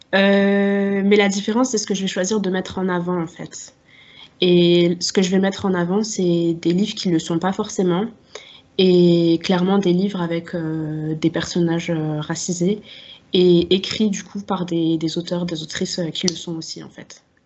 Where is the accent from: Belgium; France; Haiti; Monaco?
France; Strasbourg, Grand Est; j'ai grandi à Strasbourg. Là-bas, j'y suis encore